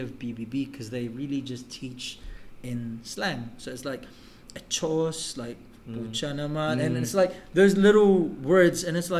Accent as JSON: {"language": "English", "town": "Baybay", "region": "Eastern Visayas", "country": "Philippines", "said": "Davao is a little bit bigger, but not small. Because I'm from Baybay."}